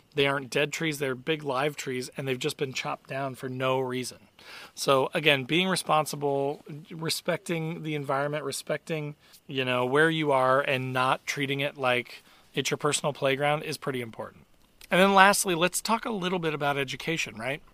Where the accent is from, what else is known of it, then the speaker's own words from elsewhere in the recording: Indiana, United States; I'm from Indiana